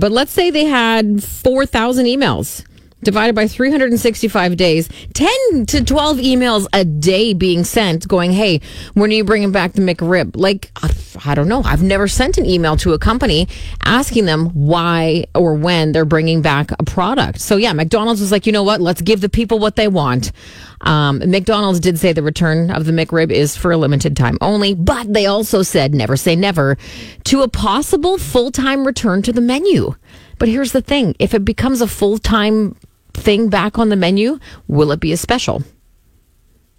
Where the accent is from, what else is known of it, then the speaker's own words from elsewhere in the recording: Saskatoon, Saskatchewan, Canada; when I was growing up in Pacific Heights, there was a Venice House on 22nd Street